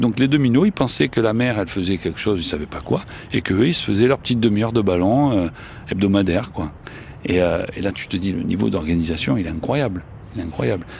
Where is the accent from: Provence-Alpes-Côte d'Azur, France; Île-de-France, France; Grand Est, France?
Provence-Alpes-Côte d'Azur, France; Marseille; accent: Marseillais; j'ai un accent marseillais